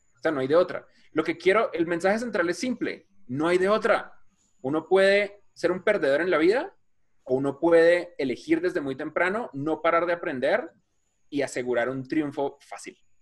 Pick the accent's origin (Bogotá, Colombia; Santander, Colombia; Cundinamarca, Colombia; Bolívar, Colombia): Bogotá, Colombia; yo crecí en Suba, que es un barriecito en la esquina de Bogotá